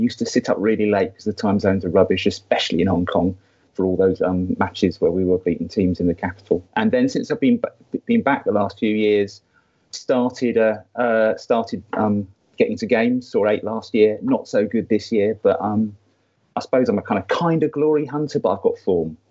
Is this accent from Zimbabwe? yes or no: no; Somerset Levels, South West England, United Kingdom; also born or lived in Dorset; a boy growing up in the Somerset Levels in the 1970s